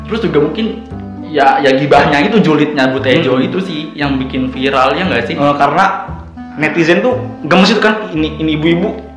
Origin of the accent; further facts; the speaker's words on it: Tangerang, Banten, Indonesia; kan waktu zaman gue SMA cari sekolah nih hmm. kan emang di daerah gue itu kan Tangerang kabupaten sama kota tuh beda nih